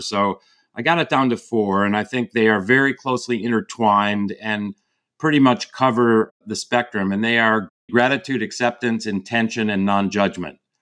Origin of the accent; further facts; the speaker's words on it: outside of Chicago, the Midwest, Illinois, United States; now in California, United States; I grew up in the Midwest outside of Chicago